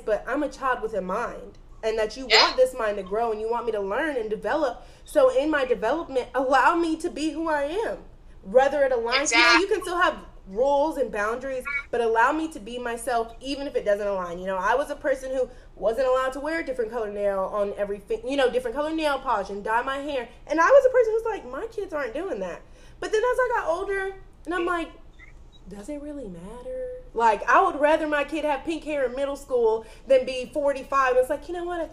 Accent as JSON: {"language": "English", "region": "the South", "country": "United States", "said": "I'm from the South"}